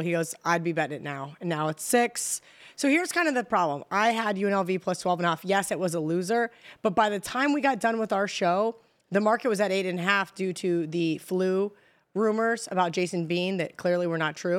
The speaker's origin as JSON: {"language": "English", "region": "Kansas", "country": "United States", "said": "I'm from Kansas. We don't have accents"}